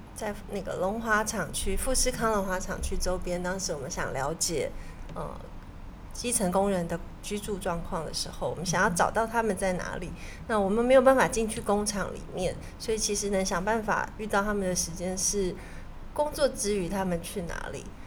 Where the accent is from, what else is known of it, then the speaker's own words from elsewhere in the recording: Taiwan; 我是台湾来的